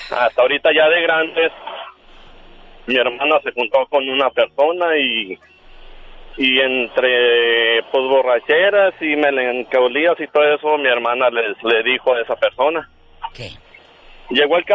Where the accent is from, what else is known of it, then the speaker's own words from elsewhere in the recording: Sonora, Mexico; also born or lived in Sinaloa; now in Mexicali, Mexico; mi mamá se vino de Sinaloa y llegamos a Sonora.